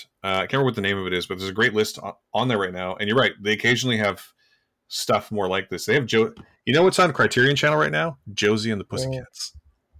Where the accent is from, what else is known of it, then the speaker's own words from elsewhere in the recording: Canada; our responsibility as Canadian podcasters